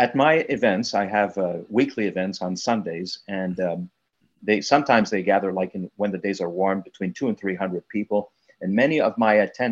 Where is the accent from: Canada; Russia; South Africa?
Canada; I'm a Canadian